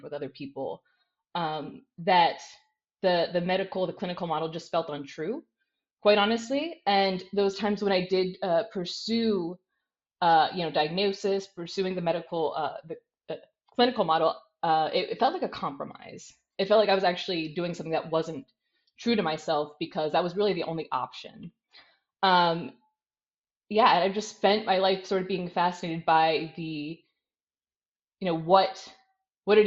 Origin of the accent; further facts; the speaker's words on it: United States; moved away as an adult; now in Netherlands; I'm an American. I'm now in the Netherlands, where I've been working the past 2 years